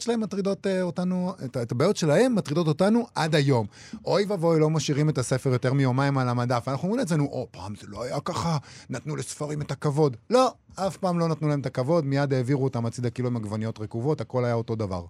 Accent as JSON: {"language": "Hebrew", "town": "Rehovot", "region": "Central District", "country": "Israel", "tie": "born or raised there", "said": "גדלתי ברחובות"}